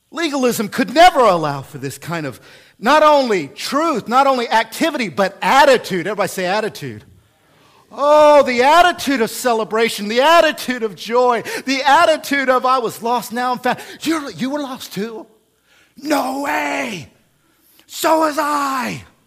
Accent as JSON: {"language": "English", "region": "Oklahoma", "country": "United States", "also_born_or_lived": "central Illinois", "moved": "yes", "lives_now": "Illinois, United States", "said": "I come from Oklahoma, which has legalism in it"}